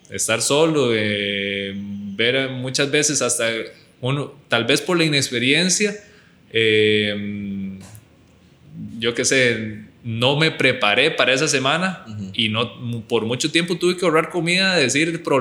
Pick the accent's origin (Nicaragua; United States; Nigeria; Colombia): United States; born there; Y antes de irme al Albacete, yo tuve otra opción de irme a Estados Unidos. Yo nací en Estados Unidos eh, y tenía la opción de irme con una beca deportiva.